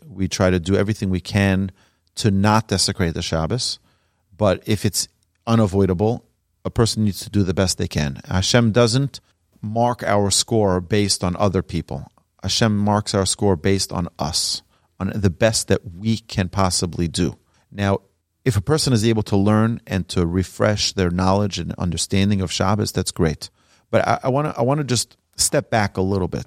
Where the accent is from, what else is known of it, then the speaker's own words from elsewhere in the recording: New York City, New York, United States; I grew up in Brooklyn, New York